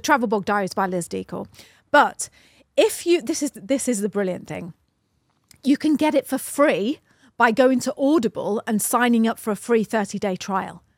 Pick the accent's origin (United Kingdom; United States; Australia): United Kingdom; We're flipping British, you know?